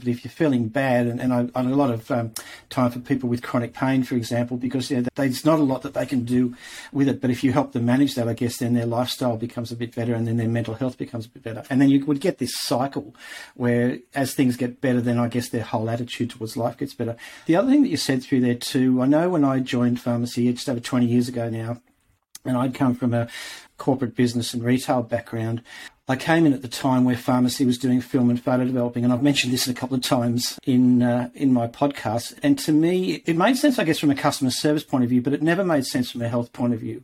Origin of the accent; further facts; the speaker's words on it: Tamworth, New South Wales, Australia; moved away; I spent a couple of years growing up in Tamworth